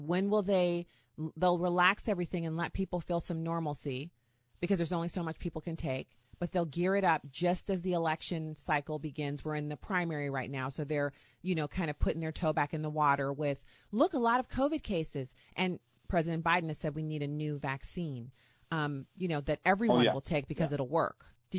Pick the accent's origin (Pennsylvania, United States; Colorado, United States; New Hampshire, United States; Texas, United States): Texas, United States; born there; And especially for Texas, I was born in Texas. I still claim it as a second home.